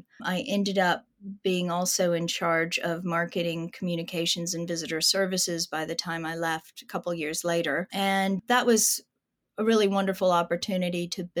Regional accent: United States; As an American art historian, of course, I had heard of the Peel family

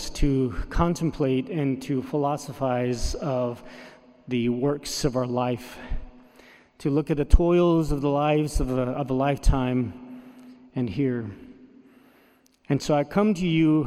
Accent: Navajo Nation, United States; first language Navajo; English is a second language; my native language, the Navajo

